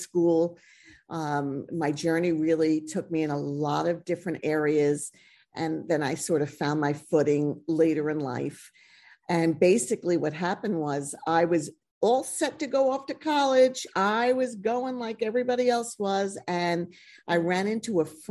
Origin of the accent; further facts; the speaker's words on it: United States; I went to beauty school in this small town that I grew up in outside of New York City